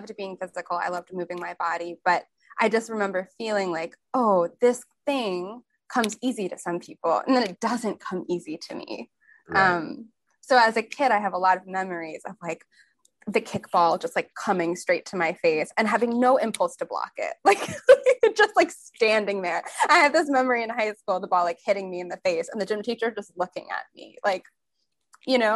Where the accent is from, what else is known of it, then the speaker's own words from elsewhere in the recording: Chicago, Illinois, United States; moved away; being in my hometown near Lake Michigan, I grew up in Chicago